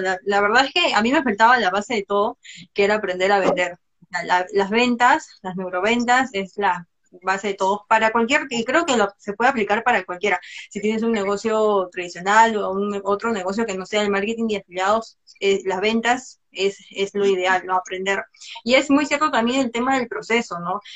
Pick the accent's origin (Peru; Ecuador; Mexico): Peru; Soy de Perú, soy diseñadora gráfica de profesión